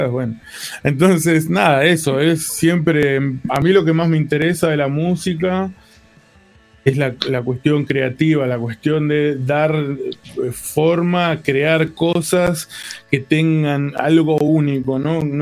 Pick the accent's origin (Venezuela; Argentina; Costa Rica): Argentina; Comodoro Rivadavia, Chubut; also born or lived in La Plata; donde eran mis canciones que se llamaba … que era